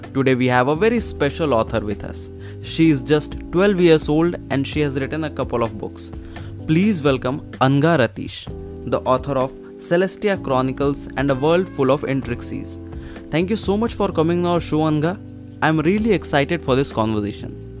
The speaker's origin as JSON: {"language": "English", "region": "Uttar Pradesh", "country": "India", "tie": "born or raised there", "said": "i was in my hometown it's very small city in uttar pradesh"}